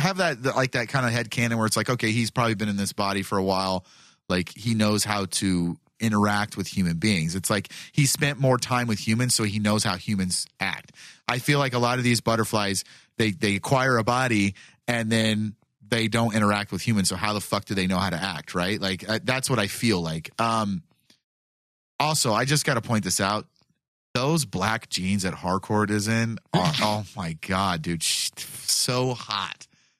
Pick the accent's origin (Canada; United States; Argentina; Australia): Argentina; Buenos Aires; I'm from Buenos Aires and I say, kill them all.